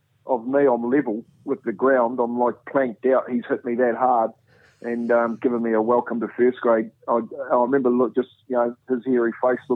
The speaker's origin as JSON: {"language": "English", "country": "New Zealand", "moved": "yes", "said": "as a Kiwi, yeah. You know, as a young Māori Polynesian"}